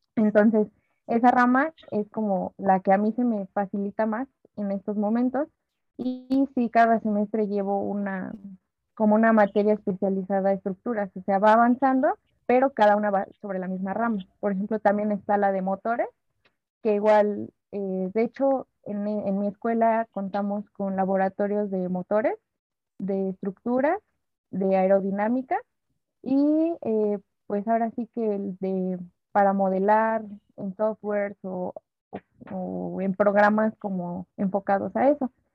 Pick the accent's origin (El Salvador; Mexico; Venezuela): Mexico